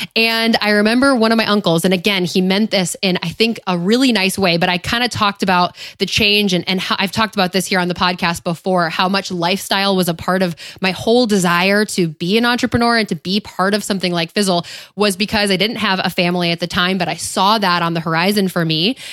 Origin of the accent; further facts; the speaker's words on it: upstate New York, United States; moved away; my hometown, my, my home state of upstate New York